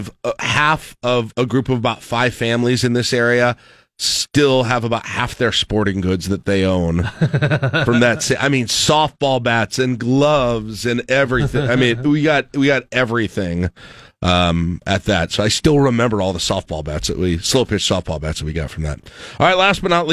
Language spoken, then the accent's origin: English; South Dakota, United States; moved away; when I grew up in South Dakota.